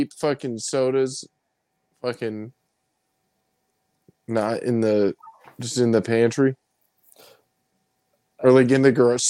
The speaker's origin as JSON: {"language": "English", "region": "Arizona", "country": "United States", "tie": "born or raised there", "said": "Growing up in Arizona"}